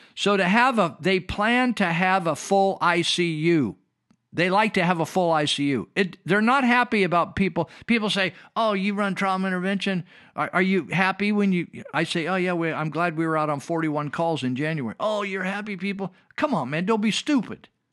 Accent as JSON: {"language": "English", "country": "United States", "said": "I'm an American. I am not a Russian"}